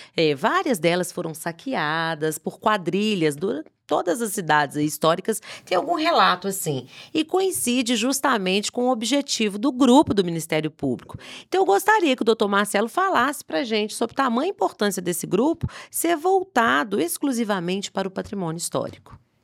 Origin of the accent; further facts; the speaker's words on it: Sabará, Minas Gerais, Brazil; sou conterrânea, sou nascida em Sabará.